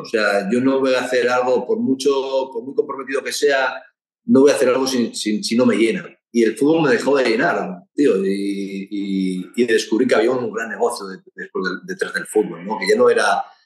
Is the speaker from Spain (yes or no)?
yes; Basque Country, Spain; como buen vasco que soy